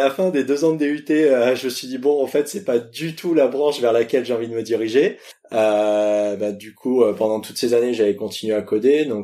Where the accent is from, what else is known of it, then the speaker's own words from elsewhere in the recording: Lyon, Auvergne-Rhône-Alpes, France; born there; also born or lived in Paris region; je suis né à Lyon, j'habite en région parisienne, j'habite Guyane